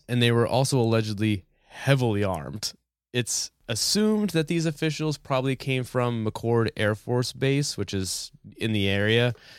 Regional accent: New Hampshire, United States; growing up in New, in New Hampshire

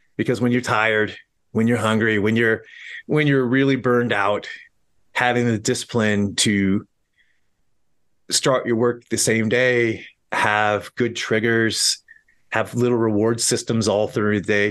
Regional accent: Montana, United States; moved away as an adult; also born or lived in New York City; I'm from Montana

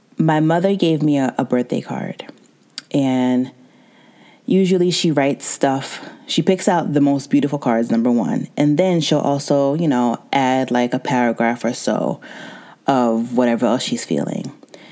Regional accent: United States; I was born and raised in America

